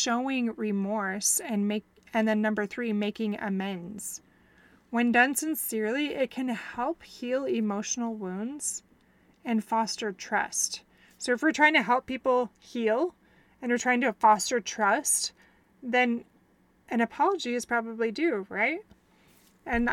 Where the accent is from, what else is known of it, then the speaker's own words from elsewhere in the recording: Wisconsin, United States; moved away; I'm from Wisconsin